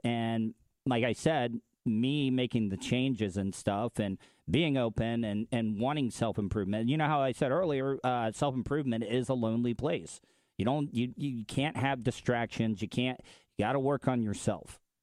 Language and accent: English; the South, United States; as a man growing up in the South